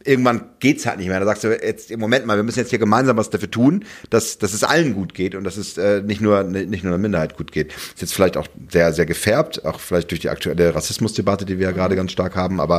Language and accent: German; Hamburg, Germany; Als Hamburger